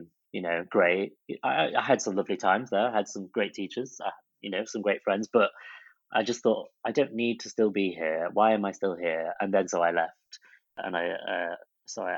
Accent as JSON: {"language": "English", "town": "Chesterfield", "region": "East Midlands", "country": "United Kingdom", "tie": "born or raised there", "also_born_or_lived": "Blackpool", "moved": "as an adult", "said": "my hometown Chesterfield"}